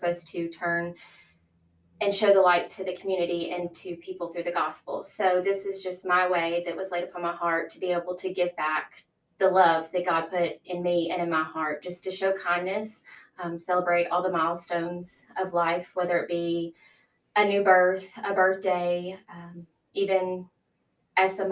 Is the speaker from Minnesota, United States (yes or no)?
no; Brighton, Tennessee, United States; I grew up in Brighton. I have four siblings. I went to Brighton kindergarten through high school